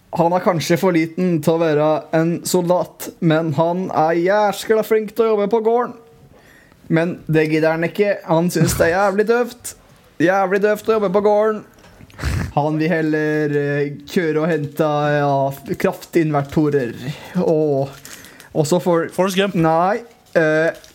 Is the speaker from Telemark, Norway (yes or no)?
yes; Telemark, Norway; jeg er fra Telemark